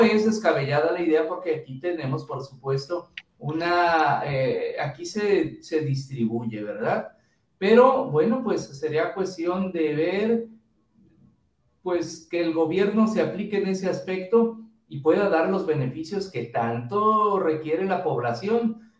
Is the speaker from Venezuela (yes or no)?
no; Mexico; nuestro país